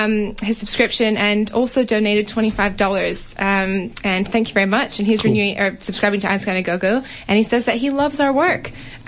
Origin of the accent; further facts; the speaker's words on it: United States; accent: American; now in Australia; My American accent wanted to say Malvern East there.